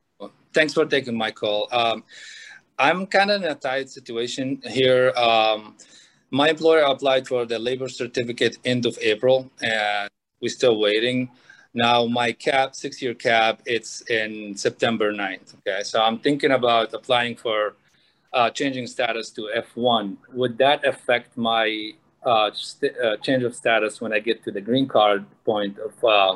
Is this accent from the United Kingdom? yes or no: no; Libya; moved away as an adult; now in United States; I'm actually from Libya